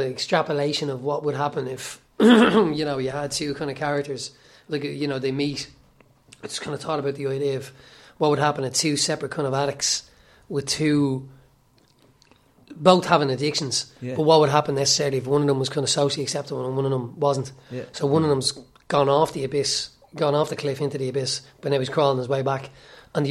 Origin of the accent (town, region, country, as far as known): Ireland; accent: working class